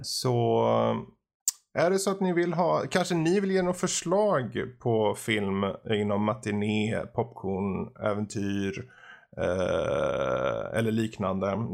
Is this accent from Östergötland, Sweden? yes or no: no; Gothenburg, Västra Götaland, Sweden; Jag är göteborgare